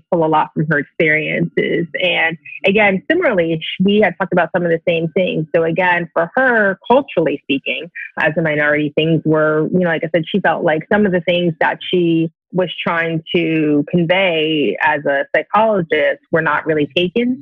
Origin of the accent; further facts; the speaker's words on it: New Jersey, United States; moved away as an adult; I grew up in New Jersey